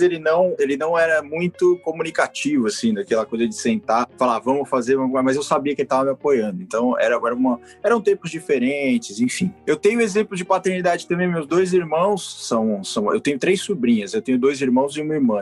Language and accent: Portuguese; São Paulo, Brazil; sou de São Paulo